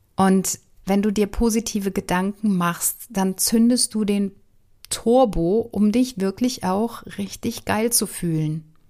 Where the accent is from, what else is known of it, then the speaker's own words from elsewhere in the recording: Wuppertal, North Rhine-Westphalia, Germany; Ich bin ja in Wuppertal groß geworden.